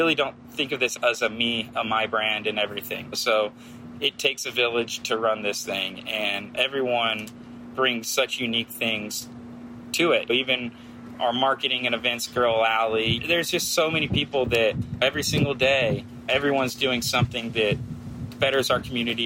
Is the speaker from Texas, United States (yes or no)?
yes; Texas, United States; moved away as an adult; also born or lived in Santa Rosa Beach, Florida; now in Florida, United States; I grew up in Texas